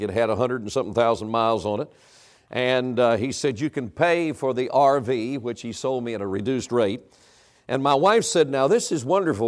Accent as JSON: {"language": "English", "region": "North Carolina", "country": "United States", "tie": "born or raised there", "said": "I was born and raised in North Carolina."}